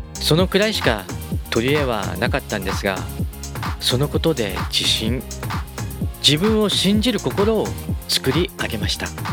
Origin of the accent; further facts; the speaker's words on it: Gunma, Japan; 群馬県で生まれ群馬県で育ちました